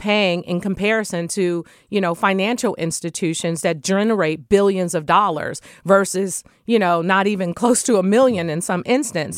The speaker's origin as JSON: {"language": "English", "town": "San Francisco", "region": "California", "country": "United States", "tie": "born or raised there", "said": "when I was growing up in the Bayview Hunters Point community."}